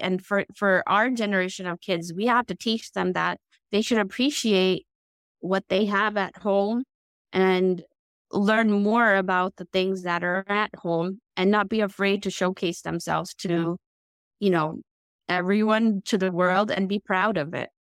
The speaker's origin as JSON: {"language": "English", "country": "United States", "tie": "born or raised there", "said": "when I grew up in the United States"}